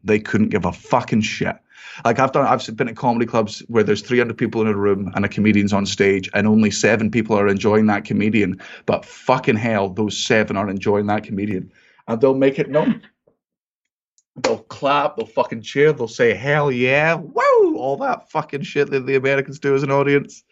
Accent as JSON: {"language": "English", "region": "Scotland", "country": "United Kingdom", "said": "I'm Scottish"}